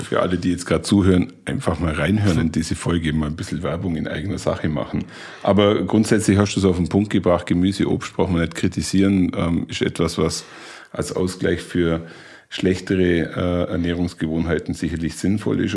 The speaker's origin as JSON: {"language": "German", "region": "Allgäu", "country": "Germany", "said": "bei uns im Allgäu"}